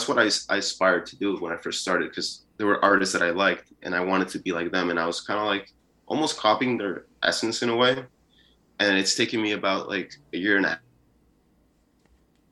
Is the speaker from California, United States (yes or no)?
no; New York City, New York, United States; also born or lived in Peru; I was born in Peru. And I moved here when I was six, I think sometime between six and seven. It's a little blurry now because I'm getting older, but sometime around there, that's when I moved to New York City, and I basically just grew up here